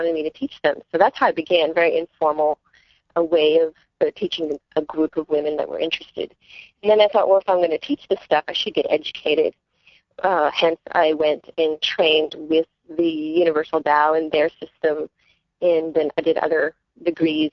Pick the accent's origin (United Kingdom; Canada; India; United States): Canada